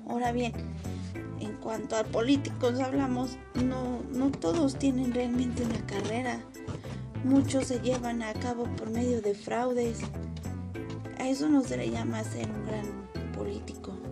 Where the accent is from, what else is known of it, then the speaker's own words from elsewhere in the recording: Mexico; nuestro país